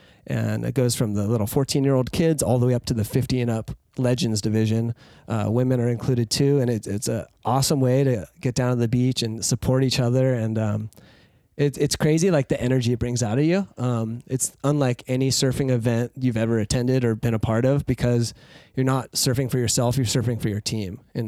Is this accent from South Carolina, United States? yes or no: no; Santa Cruz, California, United States; us growing up in Santa Cruz